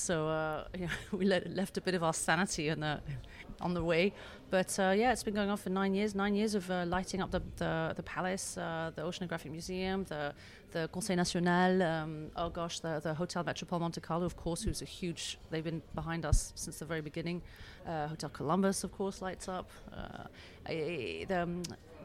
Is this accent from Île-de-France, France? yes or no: no; Beaulieu-sur-Mer, Provence-Alpes-Côte d'Azur, France; I grew up here in Beaulieu-sur-Mer and from English and American parents.